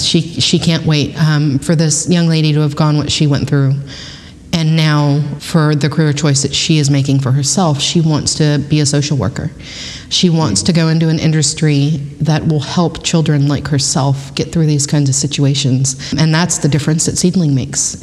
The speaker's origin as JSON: {"language": "English", "town": "Kingsville", "region": "Texas", "country": "United States", "tie": "born or raised there", "moved": "as an adult", "lives_now": "Pflugerville, United States", "said": "I grew up in Kingsville, Texas"}